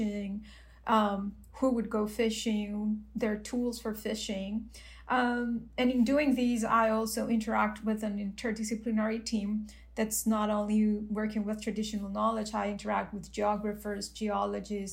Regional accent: Mexico; I'm from Mexico

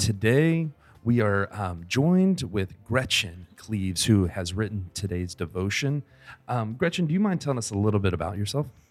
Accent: the South, United States; I grew up in the South. Well, we both kind of grew up in the South, but I grew up in the true South

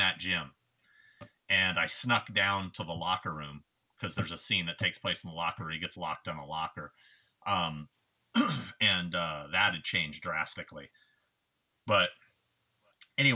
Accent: California, United States; I'm from California

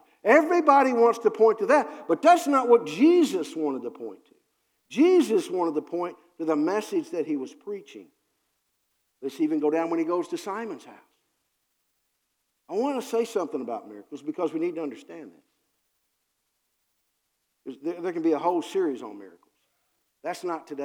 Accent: Harrodsburg, Kentucky, United States; also born or lived in Cincinnati; I'm from Harrodsburg, Kentucky

